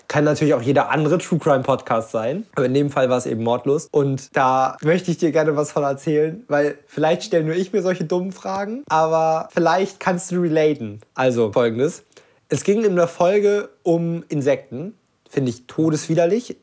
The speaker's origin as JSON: {"language": "German", "town": "Lübeck", "region": "Schleswig-Holstein", "country": "Germany", "said": "ich komme halt wirklich aus Lübeck"}